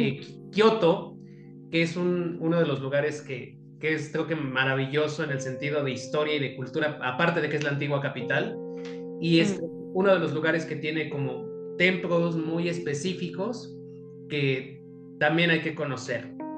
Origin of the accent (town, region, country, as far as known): Mexico